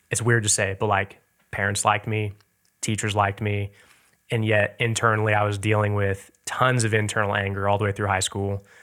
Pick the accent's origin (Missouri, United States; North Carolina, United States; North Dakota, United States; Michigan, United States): Missouri, United States; Lee's Summit; At the time, I definitely didn't realize how much we had, to mm-hmm. say the least.